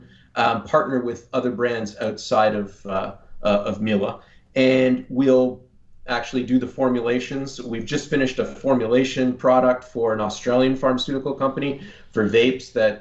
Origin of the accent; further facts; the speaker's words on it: Niagara Falls, Ontario, Canada; also born or lived in Windsor, Ontario; I grew up in Niagara Falls